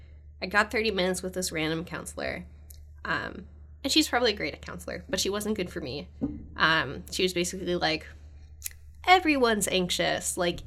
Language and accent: English; California, United States; now in Canada; I'm from California originally.